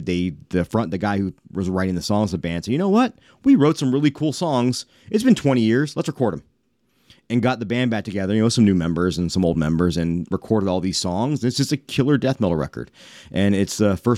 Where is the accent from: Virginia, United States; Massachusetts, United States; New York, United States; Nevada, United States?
Nevada, United States; North Las Vegas; That's where I grew up